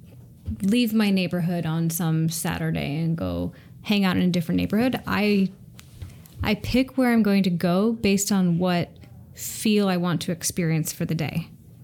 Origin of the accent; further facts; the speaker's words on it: Seattle, Washington, United States; raised in Seattle